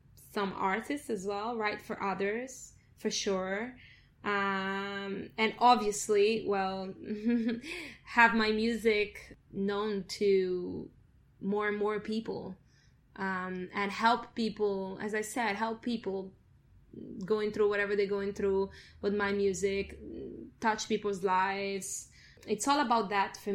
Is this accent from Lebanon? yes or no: no; Italy; moved away; Italy, because it's my hometown, a home place where I grew up